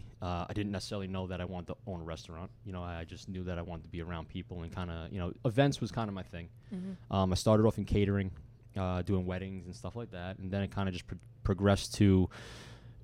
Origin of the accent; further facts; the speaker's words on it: Bayville, New York, United States; I'm from the North Shore of Long Island. So, you know, I'm from Bayville, Locust Valley.